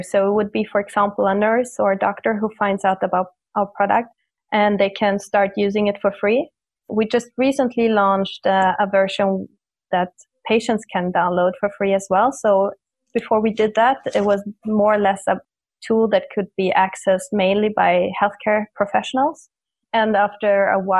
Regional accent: Munich, Bavaria, Germany; now in Stockholm, Sweden; I'm originally from Munich, Germany

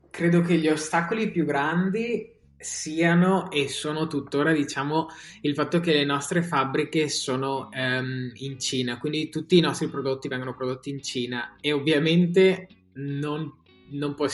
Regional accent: Alpago, Veneto, Italy; now in London, United Kingdom; come hai detto vengo dall'Alpago e adesso vivo a Londra e, ehm, da quasi 5 anni

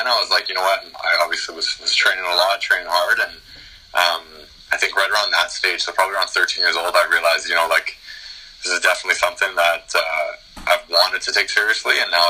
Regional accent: Calgary, Alberta, Canada; Born and raised in Calgary, Alberta

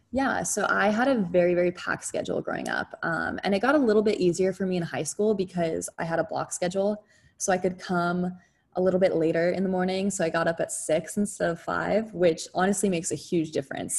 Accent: San Jose, California, United States; I grew up yeah. in San Jose, California

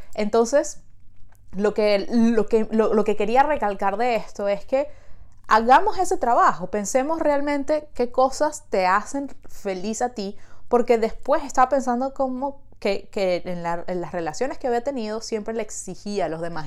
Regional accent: Venezuela; now in Montreal, Canada

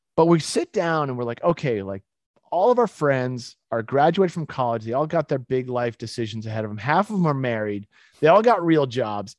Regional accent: Winchester, Massachusetts, United States; moved away as an adult; also born or lived in Utah; I grew up in Winchester, Massachusetts

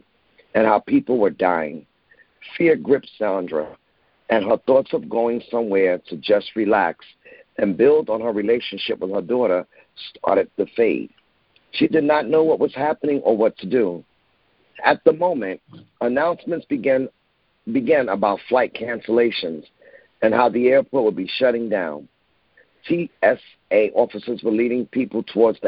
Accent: New York City, New York, United States; I was born in Bronx, New York

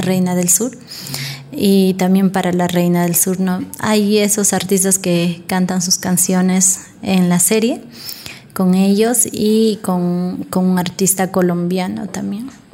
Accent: Ayacucho, Peru; soy de la cultura yacuchana, de la artesanía

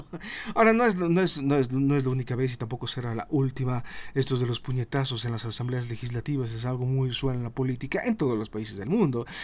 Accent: Bolivia; todos somos bolivianos

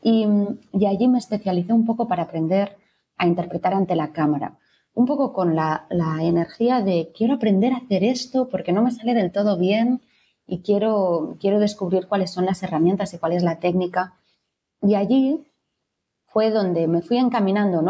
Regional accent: Barcelona, Catalonia, Spain; soy actriz de Barcelona

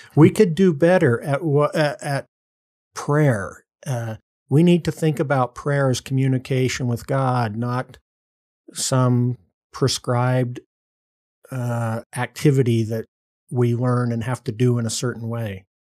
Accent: Morgan, Utah, United States; also born or lived in California / New Jersey; they moved back to Morgan, Utah, w, rural Utah, uh, where they'd both been born and raised, and that's where I pretty much grew up

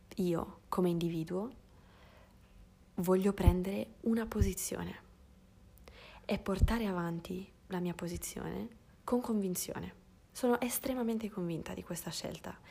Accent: Sardinia, Italy; moved away; sono nata in Sardegna, in cui, che, che è un posto in cui abbiamo una forte tradizione culinaria

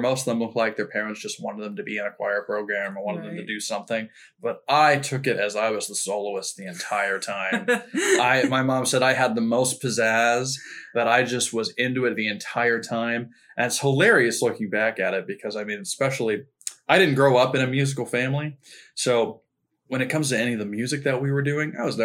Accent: Broken Arrow, Oklahoma, United States; also born or lived in Danville, Virginia; I moved here when I was 3 years old

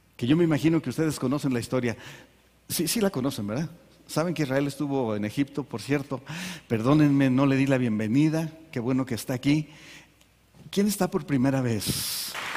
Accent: Mexico; Aquí nacimos.

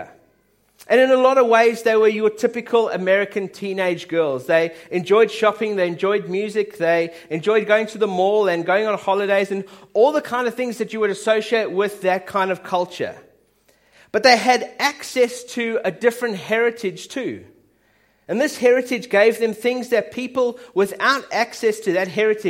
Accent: South Africa; my dad's Swiss, my mum's British, I'm South African

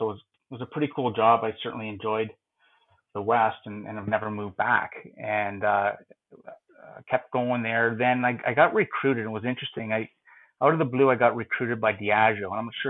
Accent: North Bay, Ontario, Canada; also born or lived in Sudbury, Ontario / Toronto; Originally, I'm from Northern Ontario. I grew up in North Bay, consider Sudbury, Ontario, which is about an hour and a half of North Bay as my home base still. Went to university in Sudbury at Laurentian University.

